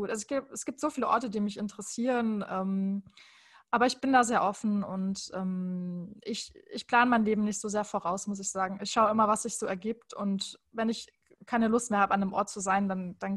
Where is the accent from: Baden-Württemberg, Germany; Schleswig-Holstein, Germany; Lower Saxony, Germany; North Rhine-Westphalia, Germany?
Baden-Württemberg, Germany; ich komme beispielsweise aus der Nähe von Heidelberg.